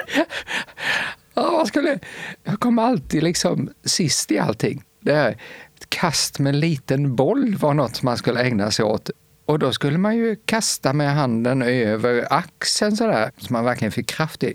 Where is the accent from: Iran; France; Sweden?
Sweden; Rottne, Kronoberg County; accent: Småland; moved away as an adult; also born or lived in Växjö / Lund; now in near Lund, Sweden; Jag är född och uppvuxen i Rottne. Det är ett litet samhälle som ligger strax norr om Växjö.